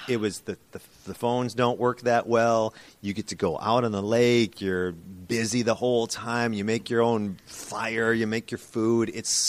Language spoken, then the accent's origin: English; southern Minnesota, United States; I'm from southern Minnesota.